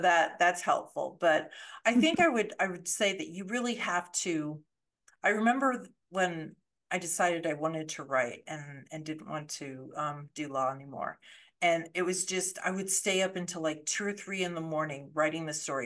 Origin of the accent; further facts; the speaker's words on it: Colorado, United States; moved away as an adult; I grew up in Colorado